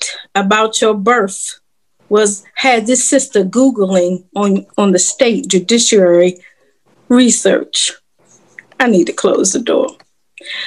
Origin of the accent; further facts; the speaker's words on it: Washington, District of Columbia, United States; moved away as an adult; now in North Carolina, United States; I'm from Washington, D.C. I just recently moved to North Carolina.